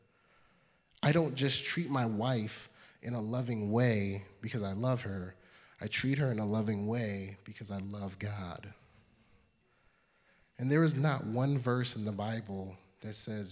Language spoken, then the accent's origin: English; New York City, New York, United States; I'm from Brooklyn.